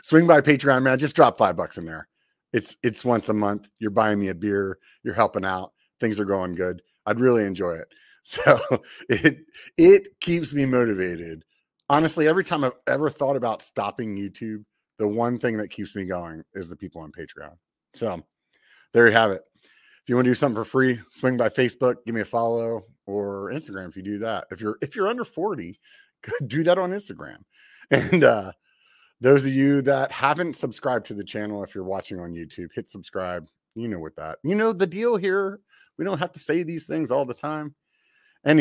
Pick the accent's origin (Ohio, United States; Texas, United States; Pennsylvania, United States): Pennsylvania, United States; now in Northern California, United States; I grew up back east in Pennsylvania